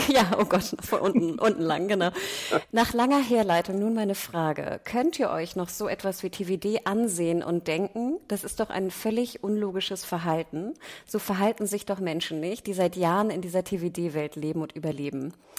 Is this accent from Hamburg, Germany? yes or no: yes; Hamburg, Germany; als Nordlicht und als Hamburger